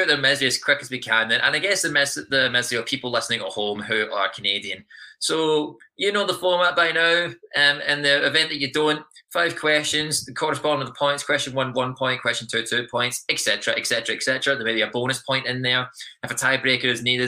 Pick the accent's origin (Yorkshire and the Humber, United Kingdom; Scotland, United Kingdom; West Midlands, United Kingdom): Scotland, United Kingdom; moved away; I'm Scottish